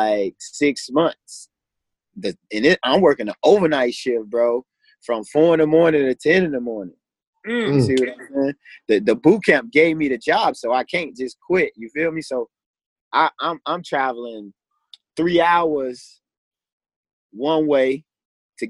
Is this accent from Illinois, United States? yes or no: yes; Chicago, Illinois, United States; I'm from Chicago, bro. Born and raised.